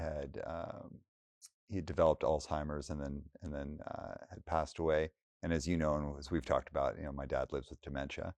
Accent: Alberta, Canada; now in Bay Area, United States; I was in Alberta

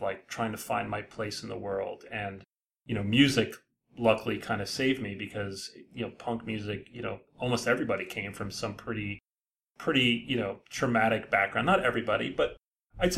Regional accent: Edison, New Jersey, United States; I grew up in Edison, New Jersey

